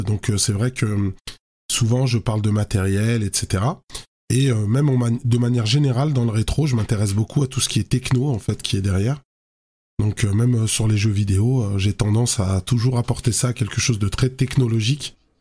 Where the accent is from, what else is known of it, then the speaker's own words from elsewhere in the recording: Lyon, Auvergne-Rhône-Alpes, France; chez nous à, Lyon, hein, parce que je suis originaire de Lyon.